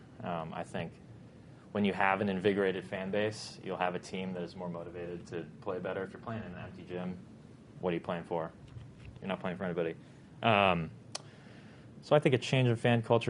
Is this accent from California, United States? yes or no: yes; Bay Area, California, United States; moved away; I am from the Bay Area